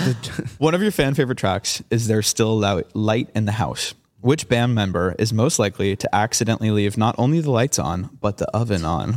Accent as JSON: {"language": "English", "town": "Boston", "region": "Massachusetts", "country": "United States", "tie": "born or raised there", "said": "Boston. I grew up in Boston."}